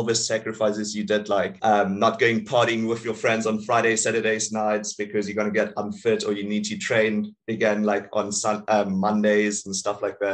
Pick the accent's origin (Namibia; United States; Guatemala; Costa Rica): Namibia; Swakopmund, Erongo; I'm from Namibia